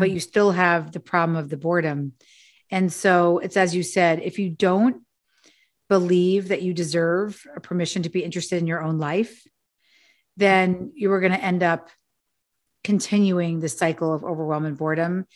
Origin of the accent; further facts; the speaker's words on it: New York City, New York, United States; I'm also a latchkey kid from Manhattan. I grew up, uh, on Avenue C and fourteenth Street with a single mother